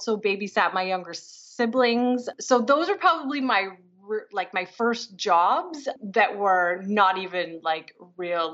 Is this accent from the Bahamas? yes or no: no; Grand Bend, Ontario, Canada; moved away as an adult; now in Toronto, Canada; I grew up in a small town in southwestern Ontario called Grand Bend.